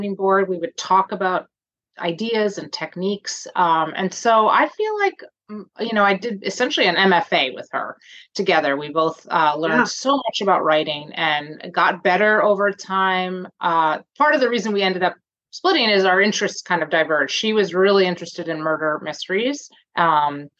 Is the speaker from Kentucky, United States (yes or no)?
no; New Jersey, United States; moved away as an adult; now in Toronto, Canada; I'm originally from New Jersey, and I married a Canadian man and live in Toronto now in Canada.